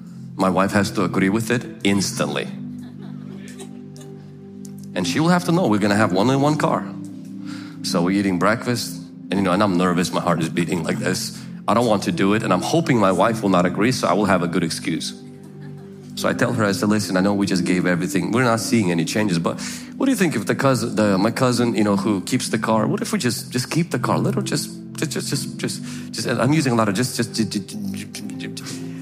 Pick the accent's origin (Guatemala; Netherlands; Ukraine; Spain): Ukraine; now in United States; I remember when we came from the Ukraine and I let my cousin borrow my car.